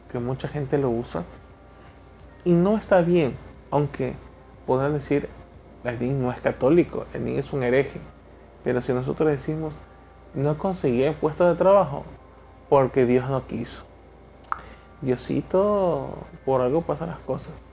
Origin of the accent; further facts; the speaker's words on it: Ecuador; Yo tengo un acento y muchas personas han de decir, este pana habla raro, porque no se le entiende ciertas cosas. Y este no es el acento del ecuatoriano común. Este es el acento que … ha desarrollado